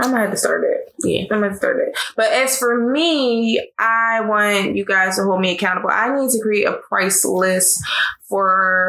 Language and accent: English; Philadelphia, Pennsylvania, United States; I'm from Philly. I was born and raised here. However, my mother and my entire family is from North Augusta, Georgia. So I was technically raised in a Southern household.